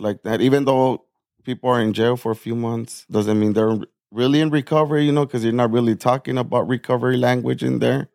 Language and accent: English; Nogales, Arizona, United States; now in Tucson, United States; I'm born and raised in Nogales, Arizona. Yeah, it's a small border town